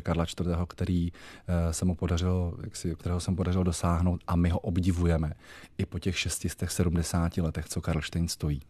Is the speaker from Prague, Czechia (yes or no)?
no; Jaroměřice nad Rokytnou, Vysočina Region, Czechia; moved away as an adult; okolí mého Rodiště, což je okolí Jaroměřic nad Rokytnou